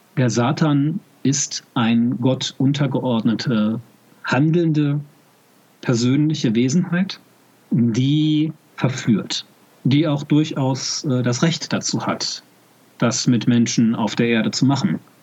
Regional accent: Germany; Ich sehe mich zwar als deutschen Katholiken

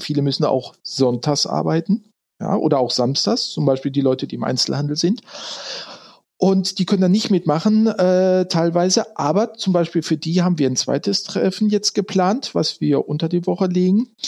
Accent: Ruhr area, North Rhine-Westphalia, Germany; moved away as an adult; now in Frankfurt, Germany; Ursprünglich komme ich, äh, wenn die Hörer es kennen sollten, aus dem Ruhrgebiet, also da, wo ursprünglich mal die Kohle herkommt

